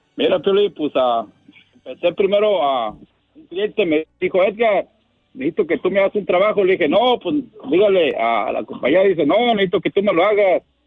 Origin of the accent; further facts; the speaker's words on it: Lázaro Cárdenas, Michoacán, Mexico; now in Riverside, United States; De Michoacán, de Lázaro Cárdenas, Michoacán